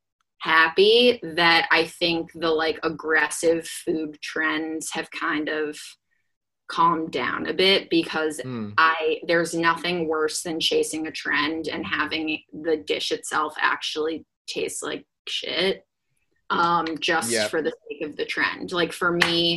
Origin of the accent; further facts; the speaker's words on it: Midwest, United States; I'm from the Midwest